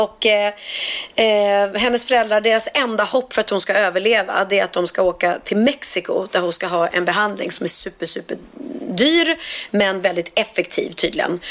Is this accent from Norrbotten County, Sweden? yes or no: no; Stockholm, Stockholm County, Sweden; vi stockholmare